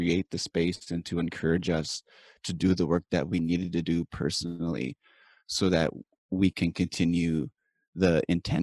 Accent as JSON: {"language": "English", "area": "Cree Nation", "region": "Saskatchewan", "country": "Canada", "tie": "born or raised there", "said": "I'm from Pamaker Cree Nation, which is in the prairies of Saskatchewan, the prairies of Canada. And I was raised here"}